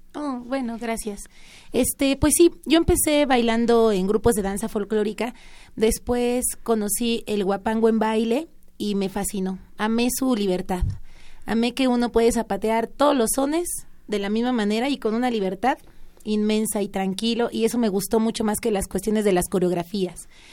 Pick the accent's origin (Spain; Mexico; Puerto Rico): Mexico; Mexico City; Yo nací en la ciudad, sí, nací aquí